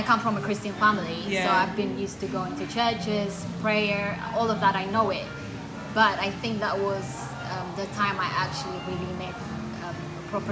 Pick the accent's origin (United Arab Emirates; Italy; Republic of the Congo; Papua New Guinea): United Arab Emirates; Dubai; also born or lived in Eritrea; now in London, United Kingdom; I love Dubai. I kind of grew up there.